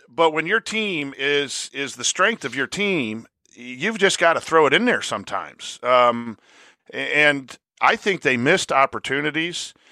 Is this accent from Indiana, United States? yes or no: yes; La Porte, Indiana, United States; I'm from Laporte